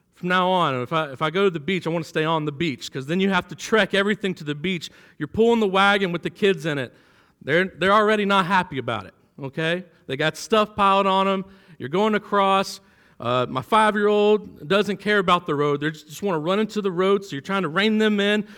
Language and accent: English; Florida, United States; moved away as an adult; now in Kentucky, United States; I'm from Florida.